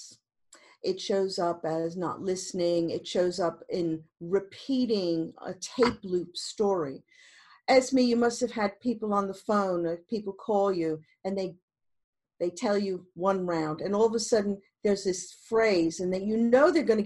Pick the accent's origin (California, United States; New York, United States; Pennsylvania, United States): New York, United States; moved away as an adult; also born or lived in Montreal, Canada; now in London, United Kingdom; I was born in New York